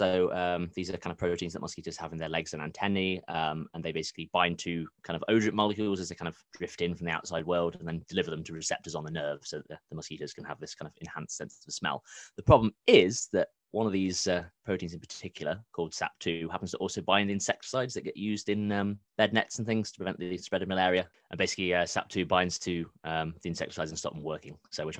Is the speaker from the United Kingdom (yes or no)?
yes; Derby, East Midlands, United Kingdom; accent: middle-class university accent; I'm originally from Derby, and I also do not have the accent. I just have a painfully middle-class university accent.